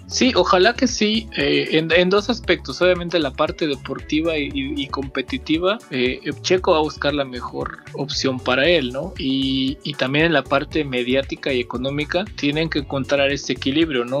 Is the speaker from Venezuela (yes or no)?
no; Mexico